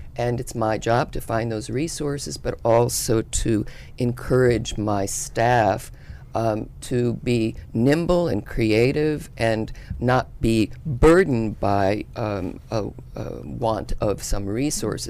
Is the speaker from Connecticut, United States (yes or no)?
yes; Yalesville, Connecticut, United States; Yalesville, Connecticut, very rural part of Connecticut